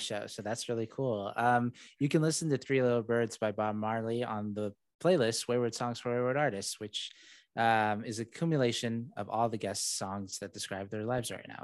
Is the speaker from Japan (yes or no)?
no; Saudi Arabia; first language English; moved away; I was raised in Saudi Arabia, born there